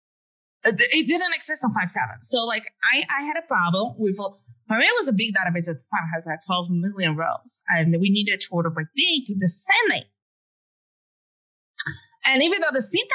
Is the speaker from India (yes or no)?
no; Brazil; English is a second language; moved away as an adult; now in United States; I was living in Brazil at the time. My English was way worse